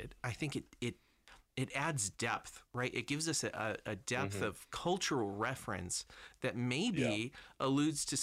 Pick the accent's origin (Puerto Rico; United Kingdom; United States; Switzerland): United Kingdom; I'm British